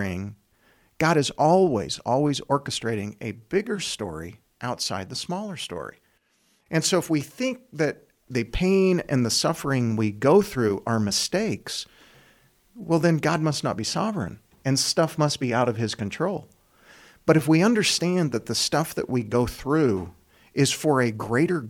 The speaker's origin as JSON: {"language": "English", "town": "Lawrence", "region": "Kansas", "country": "United States", "tie": "born or raised there", "also_born_or_lived": "Tuscaloosa, Alabama", "moved": "as an adult", "lives_now": "Grand Island, United States", "said": "I grew up in Lawrence, Kansas"}